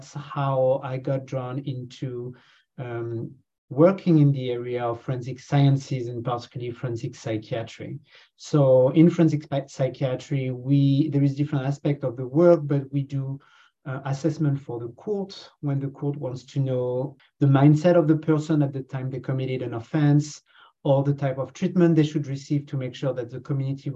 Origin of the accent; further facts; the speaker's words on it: France; accent: French; moved away as an adult; also born or lived in Canada; now in Hamilton, Canada; You know from my accent that I come from France, and I've been here for the past 10 years.